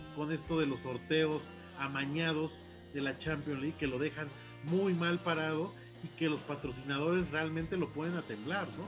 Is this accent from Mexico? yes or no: yes; Mexico